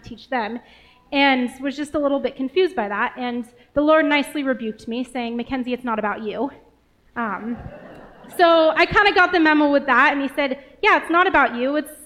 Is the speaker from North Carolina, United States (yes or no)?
no; Portland, Oregon, United States; moved away as an adult; now in Helena, United States; I grew up in Portland, Oregon